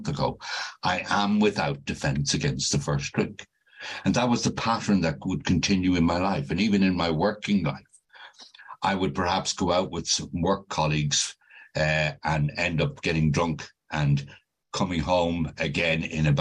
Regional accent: Dublin, Leinster, Ireland; now in United Kingdom; As you can probably tell from my accent, I'm not originally from the UK. I was born and brought up in Dublin

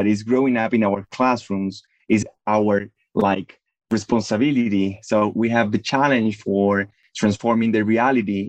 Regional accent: Medellín, Antioquia, Colombia; I grew up in Medellin, in Colombia

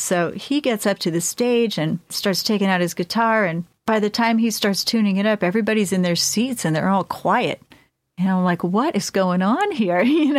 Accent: Florida, United States; born there; I was born in Florida, you know, and I have this Florida State Seminole sweatshirt back at home.

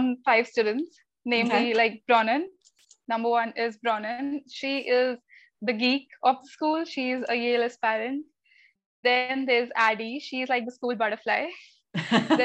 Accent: Delhi, India; I'm from Delhi. It's the capital of India

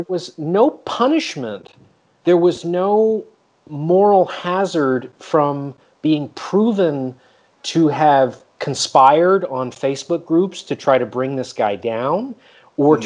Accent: Canada; moved away; I'm from Canada originally

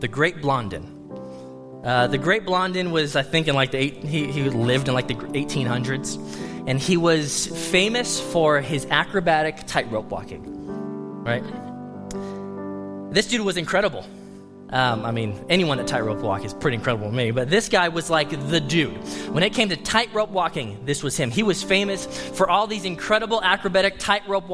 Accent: United States; as an American

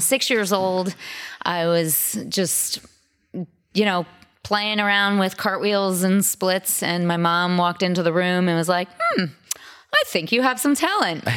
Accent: Sudbury, Massachusetts, United States; also born or lived in Yonkers, New York; I grew up outside Boston, um, in a suburb around, about thirty minutes outside

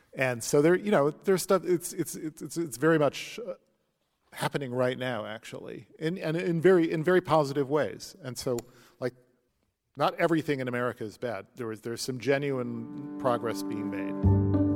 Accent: St. Louis, Missouri, United States; when I grew up in Saint Louis

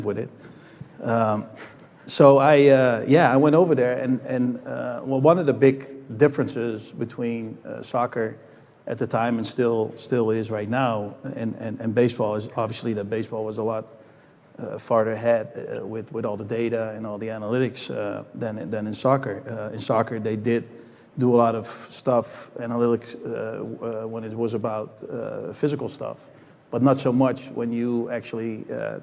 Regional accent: Netherlands; moved away as an adult; I grew up in the Netherlands, so I didn't come here until I was 19 years old.

